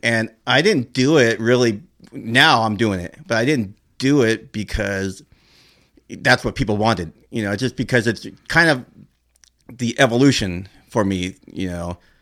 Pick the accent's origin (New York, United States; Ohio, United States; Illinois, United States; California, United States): California, United States; Norwalk; I grew up in Norwalk